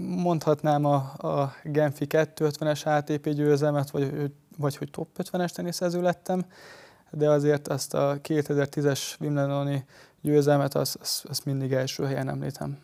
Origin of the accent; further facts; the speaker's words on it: Hungary; magyar srácként